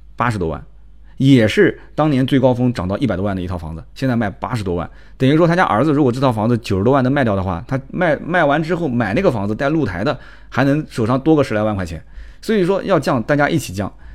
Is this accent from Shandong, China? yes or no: no; Jiangsu, China; 我们江苏这边的白斩鸡